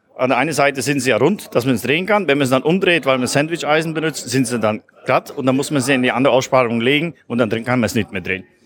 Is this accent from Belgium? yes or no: yes; Belgium; als Belgier